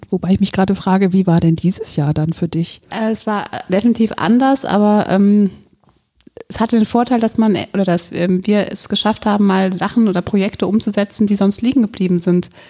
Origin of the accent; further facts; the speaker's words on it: Bierstadt, Hesse, Germany; Also ich, A, bin ich in der Stadt aufgewachsen, beziehungsweise in Bierstadt aufgewachsen, was mir immer zu ländlich war. Deswegen bin ich dann irgendwann mitten in die Stadt gezogen